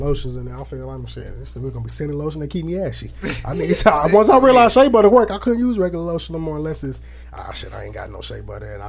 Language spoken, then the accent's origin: English; Aurora, Illinois, United States; moved away; Because I'm from Aurora, Illinois, which is by Chicago.